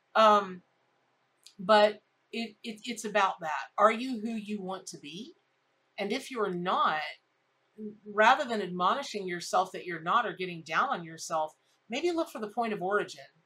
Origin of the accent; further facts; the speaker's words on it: Ocala, Florida, United States; I grew up in Ocala, Florida.